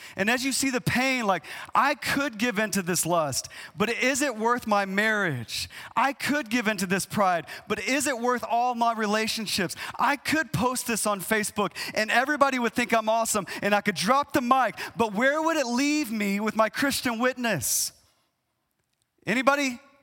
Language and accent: English; East Texas, United States; I, I grew up in East Texas